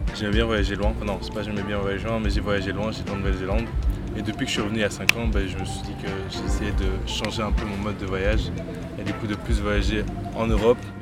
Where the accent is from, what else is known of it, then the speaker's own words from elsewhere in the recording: Belgium; je viens de Belgique